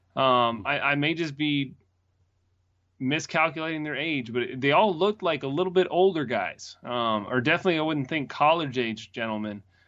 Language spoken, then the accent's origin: English; Greenville, United States; moved away; my hometown team